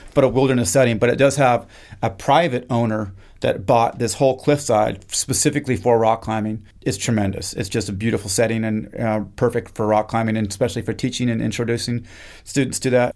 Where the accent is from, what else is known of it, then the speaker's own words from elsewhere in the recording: Kamiah, Idaho, United States; moved away as an adult; also born or lived in Kodiak / Cape Cod; now in Mississippi, United States; I am from a small town in North Idaho, way up in the mountains, called Kamiai, and I was born and raised on the Nespers Indian